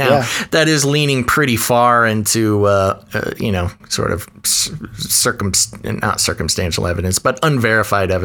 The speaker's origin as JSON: {"language": "English", "country": "United States", "said": "I am, as an American, an independently minded American"}